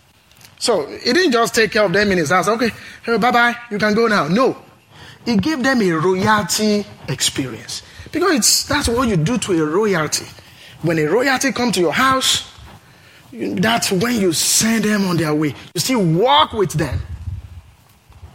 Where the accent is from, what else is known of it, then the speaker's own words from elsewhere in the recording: Nigeria; now in Pullman, United States; I'm originally from Nigeria, from a tribe called Yoruba